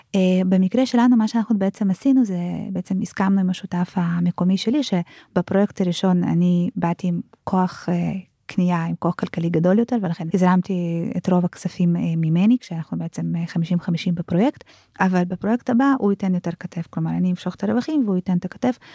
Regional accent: Israel; ואנחנו כישראלים

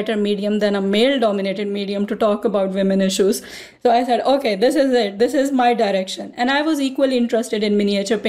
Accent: Pakistan; moved away; I grew up in Pakistan in a male-dominated society

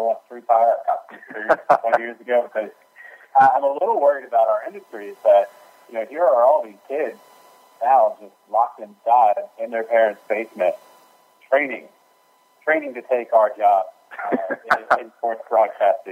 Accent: Central Virginia, United States; I grew up in Central Virginia

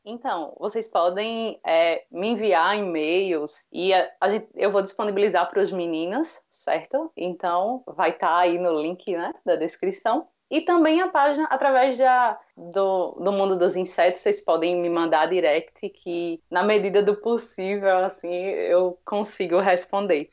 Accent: Palmeira dos Índios, Alagoas, Brazil; moved away as an adult; now in Maceió, Brazil; Eu, eu, eu sou de Palmeira dos Índios, que é hum. agreste de Alagoas

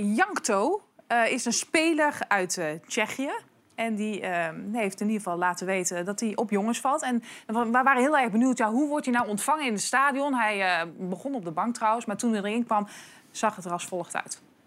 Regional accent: Prinsenbeek, North Brabant, Netherlands; Ik kom uit het zuiden. Sterker nog, ik kom uit Prinsenbeek

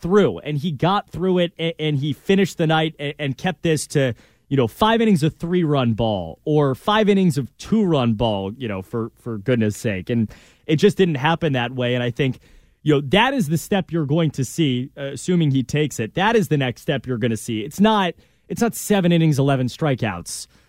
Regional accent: Connecticut, United States; You know, but I remember I'm from Connecticut.

